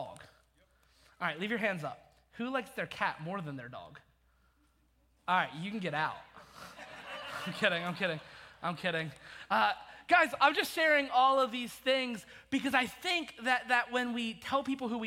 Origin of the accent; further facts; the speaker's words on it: Maryland, United States; I'm from Maryland